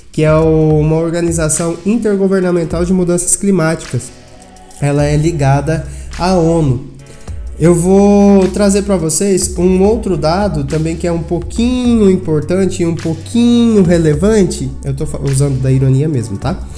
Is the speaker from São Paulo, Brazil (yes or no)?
no; Brasília, Federal District, Brazil; sou de Brasília e sou modelo e manequim.